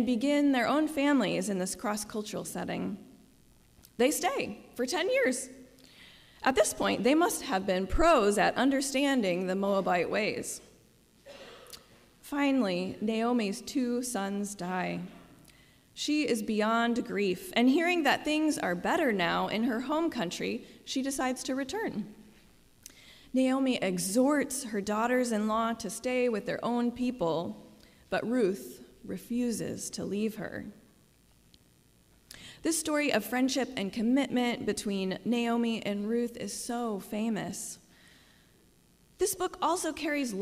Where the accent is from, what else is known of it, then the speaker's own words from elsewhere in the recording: Midwest, United States; moved away; I also now respond as an American, especially Midwesterner.